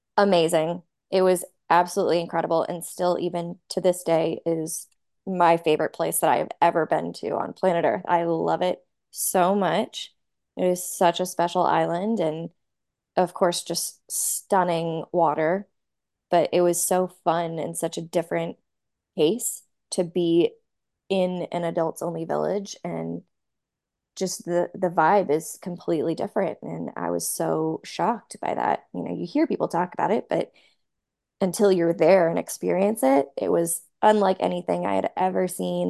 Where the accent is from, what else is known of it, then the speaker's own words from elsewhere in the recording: Nashville, Tennessee, United States; moved away as an adult; I I grew up in Nashville